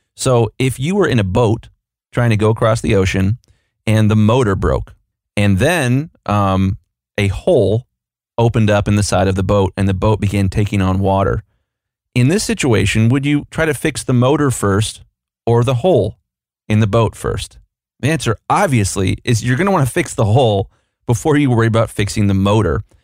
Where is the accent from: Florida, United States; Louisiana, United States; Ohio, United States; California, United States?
Ohio, United States; Columbus; I'm from Columbus, Ohio